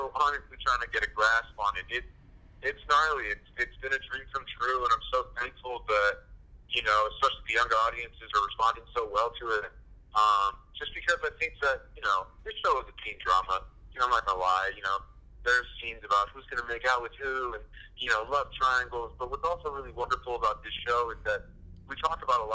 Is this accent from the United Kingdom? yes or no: no; San Francisco Bay Area, California, United States; now in Southern California, United States; I'm from the San Francisco Bay Area, and I went to school and I live you know, in Southern California now. So I'm a California kid